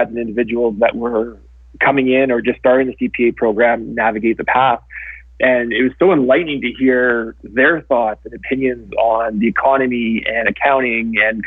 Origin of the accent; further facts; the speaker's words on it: Winnipeg, Manitoba, Canada; moved away as an adult; now in Calgary, Canada; I'm a prairie boy, born and raised. So I was born in Winnipeg. And I moved to Calgary after I graduated university